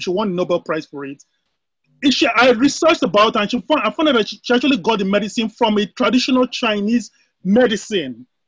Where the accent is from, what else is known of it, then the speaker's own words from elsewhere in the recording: Nigeria; moved away as an adult; now in United States; I'm born and raised in Nigeria. I happen to be in the US, uh, based in the US.